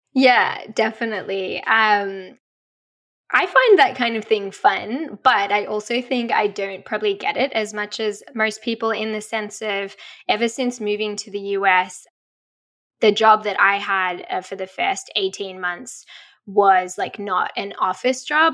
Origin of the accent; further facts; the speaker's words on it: Australia; accent: Australian; moved away as an adult; also born or lived in Colorado, United States; now in Seattle, United States; growing up in Australia